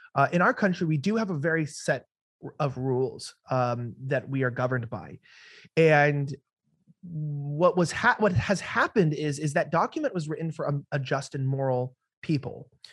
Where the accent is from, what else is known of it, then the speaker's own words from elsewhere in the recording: United States; being an American